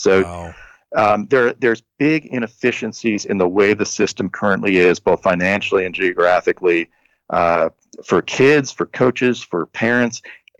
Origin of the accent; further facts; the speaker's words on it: Nebraska, United States; but I played in, I grew up in Nebraska and nobody came out to see me.